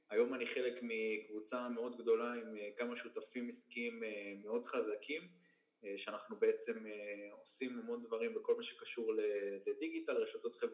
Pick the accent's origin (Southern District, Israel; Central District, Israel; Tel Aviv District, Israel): Southern District, Israel; Ashdod; also born or lived in Tiberias; אני גדלתי, ב... נולדתי בטבריה, בגיל 4-5 עברתי לאשדוד.